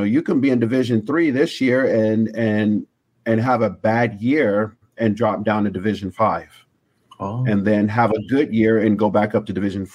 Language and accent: English; Long Beach, California, United States; also born or lived in Chicago, Illinois; I grew up in Long Beach, which was rough.